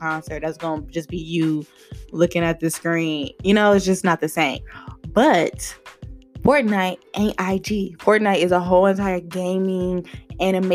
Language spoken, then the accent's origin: English; Lithonia, Georgia, United States; also born or lived in Miami, Florida; Born and raised in Atlanta, Georgia, actually 30 minutes east of Atlanta in this city called Lithonia